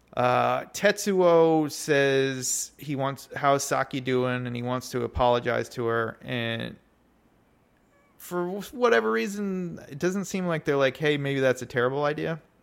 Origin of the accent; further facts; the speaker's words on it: United States; as an American